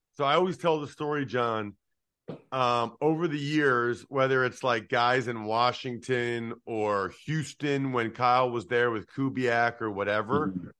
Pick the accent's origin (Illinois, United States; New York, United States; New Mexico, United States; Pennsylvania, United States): Pennsylvania, United States; Wyoming; I'm from Eastern Pennsylvania, and like uh, I don't know if you know Alex Anzalone, linebacker for the Lions. He's from my hometown of Wyoming